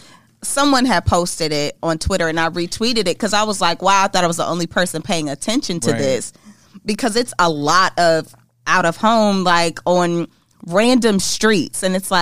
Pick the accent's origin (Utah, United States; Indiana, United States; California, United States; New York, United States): Indiana, United States; I'm from Indiana